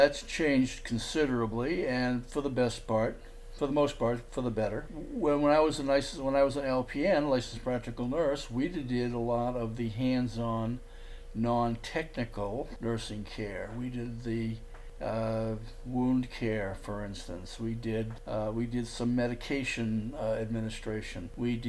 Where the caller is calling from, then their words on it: Port Lavaca, Texas, United States; I'm calling from Port Lavaca, Texas.